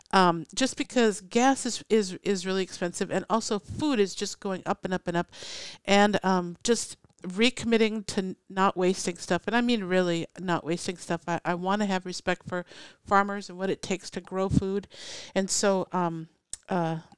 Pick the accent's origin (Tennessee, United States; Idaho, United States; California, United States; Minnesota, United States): Minnesota, United States; now in Oregon, United States; when I first moved to Oregon, it was it was such a relaxed thing. I came from Minnesota